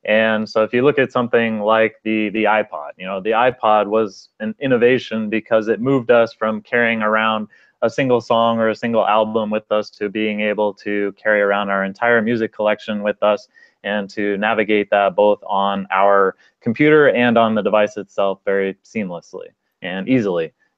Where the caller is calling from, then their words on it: Seattle, Washington, United States; I am calling from Seattle